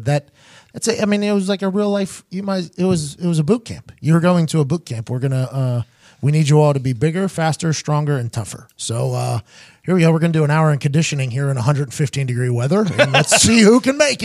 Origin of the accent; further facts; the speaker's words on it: Pittsburgh, Pennsylvania, United States; growing up in Pittsburgh